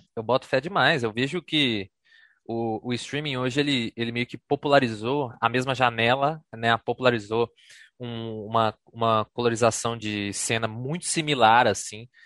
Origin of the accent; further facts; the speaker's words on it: Contagem, Minas Gerais, Brazil; eu sou de Contagem